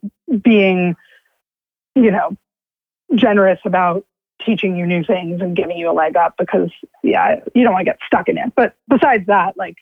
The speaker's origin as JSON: {"language": "English", "town": "New York City", "region": "New York", "country": "United States", "tie": "born or raised there", "said": "I live in New York City. I grew up in New York City"}